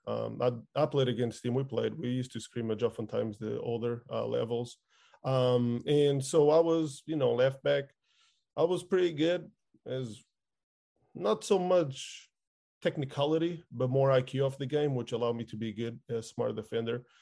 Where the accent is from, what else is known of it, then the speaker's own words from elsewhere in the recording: outskirts of Lisbon, Portugal; I lived in the outskirts of Lisbon, which is the capital